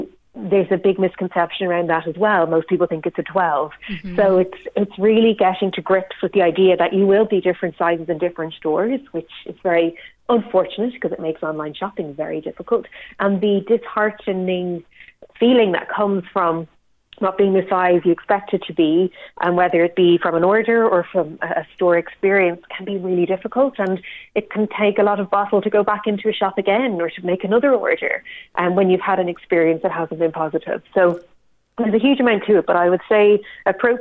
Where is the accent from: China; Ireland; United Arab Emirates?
Ireland; us as Irish people